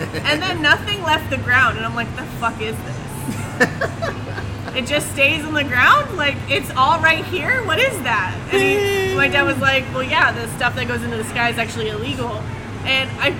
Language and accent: English; Southern California, United States; also born or lived in Central Valley, California; in my hometown in Southern California